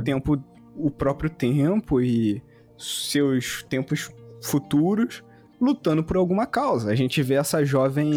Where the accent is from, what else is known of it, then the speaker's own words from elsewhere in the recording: Carioca, Rio de Janeiro, Brazil; vou falar como carioca